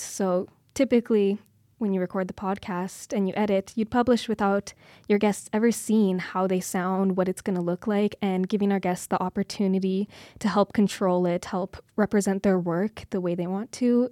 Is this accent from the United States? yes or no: no; Kindersley, Saskatchewan, Canada; now in Calgary, Canada; I'm from originally a little small town outside of Kindersley, Saskatchewan. I grew up on a farm.